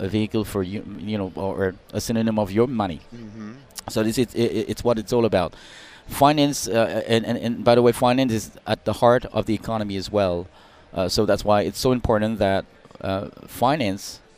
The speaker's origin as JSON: {"language": "English", "country": "Hong Kong", "said": "I'm originally from China, from Hong Kong."}